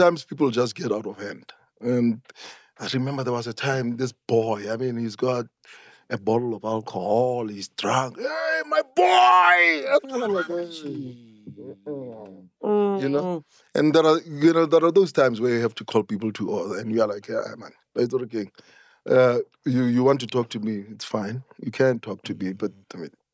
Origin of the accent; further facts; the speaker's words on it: Soweto, Gauteng, South Africa; growing up in Soweto made me who I am today